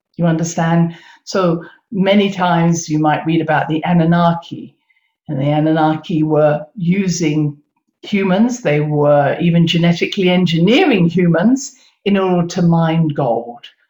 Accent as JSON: {"language": "English", "country": "United Kingdom", "said": "I come from Britain"}